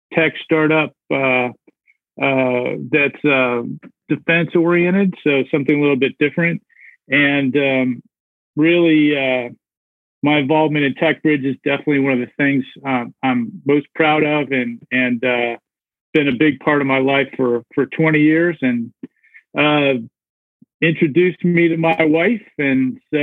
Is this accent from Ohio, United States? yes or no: yes; Akron, Ohio, United States; moved away as an adult; also born or lived in Philadelphia / San Diego / Cleveland; now in Atlanta, United States; I grew up in Akron, Ohio